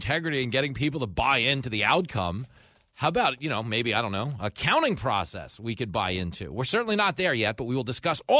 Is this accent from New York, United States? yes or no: yes; New York, United States; In my home state of New York